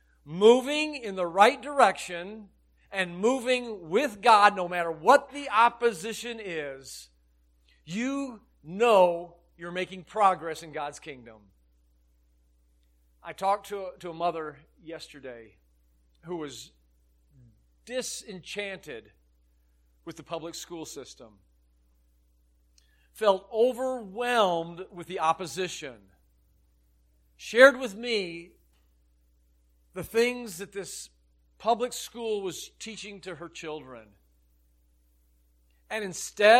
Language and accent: English; Illinois, United States; I grew up in Illinois